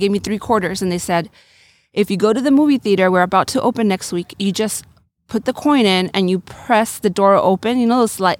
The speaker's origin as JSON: {"language": "English", "town": "San Diego", "region": "California", "country": "United States", "tie": "born or raised there", "also_born_or_lived": "Loreto, Mexico", "said": "I was born in San Diego, but my mom is from Loreto, Baja California Sur. And my dad's white, from Salt Lake City, Utah. I grew up partially here and partially in Loreto."}